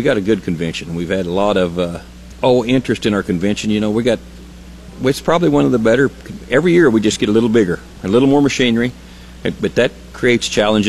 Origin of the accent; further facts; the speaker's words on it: Oklahoma, United States; I'm from Oklahoma, and it's tough down there